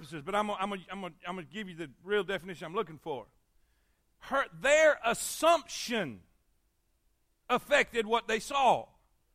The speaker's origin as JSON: {"language": "English", "region": "the South", "country": "United States", "tie": "born or raised there", "said": "I came from the South."}